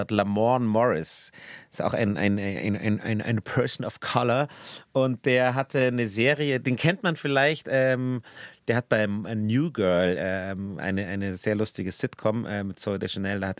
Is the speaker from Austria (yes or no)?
no; Bavaria, Germany; E und wir Bayern machen das EA. Wir sagen Schwert.